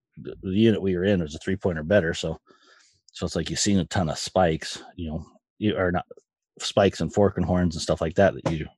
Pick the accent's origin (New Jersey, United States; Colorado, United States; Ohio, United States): Colorado, United States; moved away; Since I was a kid, I grew up in Colorado